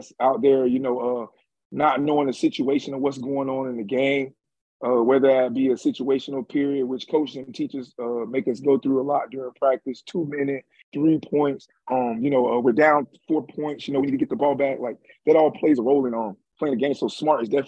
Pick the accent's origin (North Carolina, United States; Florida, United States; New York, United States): Florida, United States; Jacksonville; also born or lived in Orlando; I'm from Jacksonville